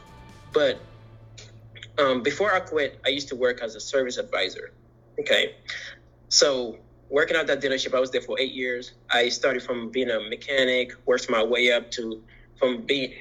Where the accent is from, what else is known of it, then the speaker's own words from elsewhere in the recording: Michigan, United States; also born or lived in Senegal; Was born in Senegal, mm-hmm. But grew up in Michigan